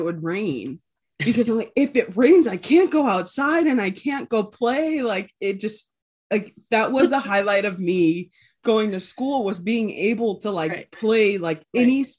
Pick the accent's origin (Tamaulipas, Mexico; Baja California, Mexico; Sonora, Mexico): Baja California, Mexico; Ensenada; born there; But so a little background, I was actually born in Mexico. I was born in Ensenada, which is about, I want to say maybe about 40 minutes away from San Diego.